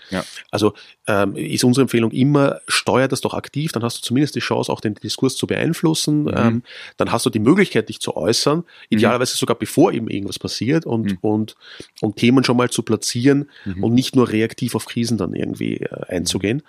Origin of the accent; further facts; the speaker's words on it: Vienna, Austria; Kaffee ist für mich wichtig als, als gebürtiger Wiener